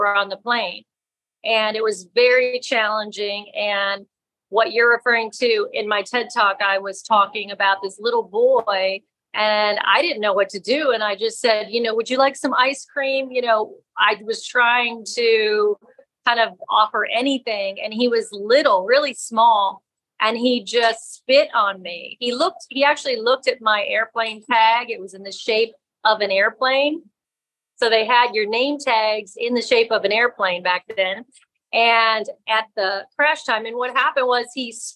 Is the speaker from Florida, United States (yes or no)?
yes; Florida, United States; also born or lived in New York; I grew up in Florida